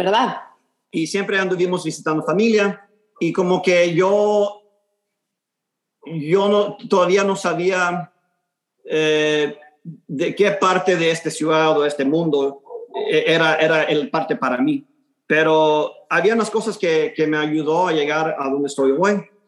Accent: Houston, Texas, United States; first language Spanish; nací aquí en Houston, en, en el segundo barrio, eh, el East End

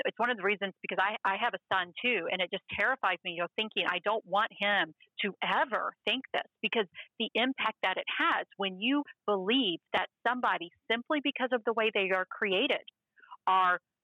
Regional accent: Waco, Texas, United States; my hometown, Waco

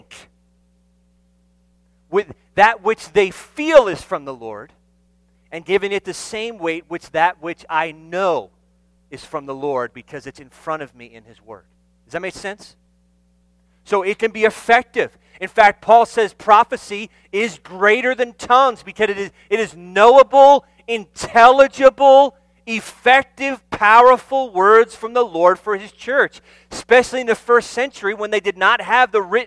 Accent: New Jersey, United States; moved away; I'm from New Jersey

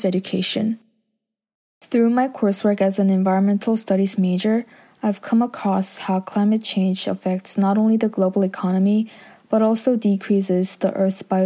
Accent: Jeju, South Korea; Growing up in Korea, where there's a plethora of beautiful and unique sceneries

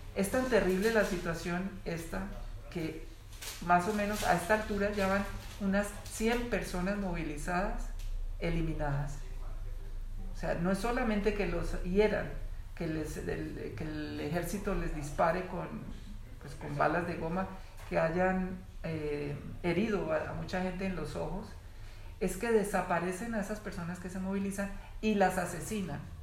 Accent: Colombia; la vida que yo viví, de niño, de adolescente, es la vida de Colombia

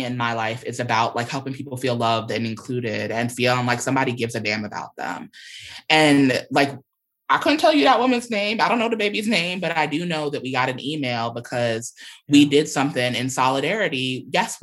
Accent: New York, United States; I'm a New Yorker whose family comes from the South and from the Caribbean.

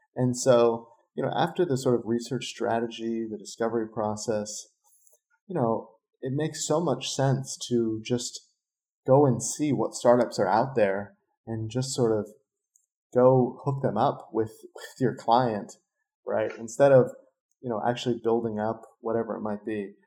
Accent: San Diego, California, United States; now in Los Angeles, United States; I'm from San Diego and live

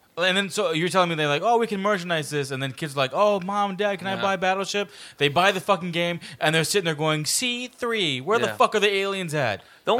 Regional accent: New York, United States; I was born in New York, so you can call me

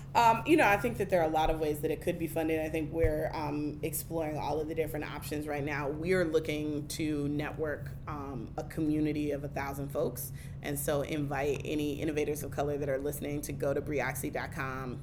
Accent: Oakland, California, United States; moved away as an adult; also born or lived in Washington, D.C.; now in Baltimore, United States; the neighborhood and the community that I grew up in in Oakland

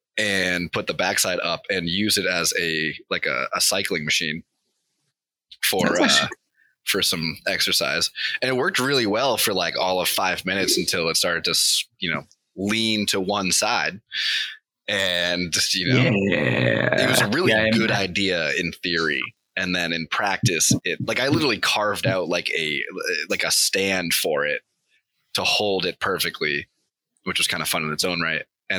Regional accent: Connecticut, United States; I grew up in Connecticut and I never had training wheels.

